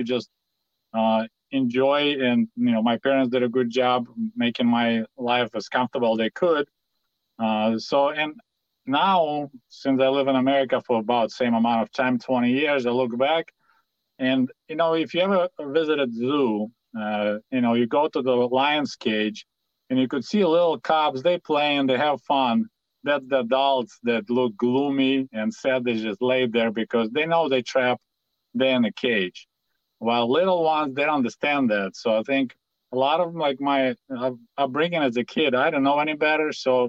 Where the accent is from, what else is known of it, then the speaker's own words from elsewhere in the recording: Kyiv, Ukraine; first language Russian; English is a second language; moved away as an adult; now in Michigan, United States; I was born in 1971 in July in Kyiv, Ukraine, capital of Ukrainian Soviet Socialist Republic.